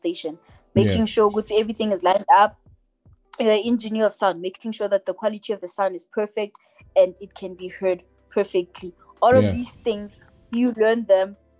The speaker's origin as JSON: {"language": "English", "town": "Polokwane", "region": "Limpopo", "country": "South Africa", "tie": "born or raised there", "moved": "yes", "said": "My hometown, I love it because I come there. I come from there, you know. Yeah. It raised me"}